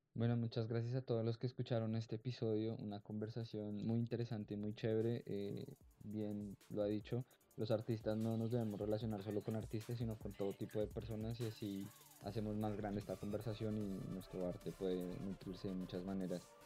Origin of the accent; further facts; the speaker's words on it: Colombia; also born or lived in Cali; no solamente como colombianos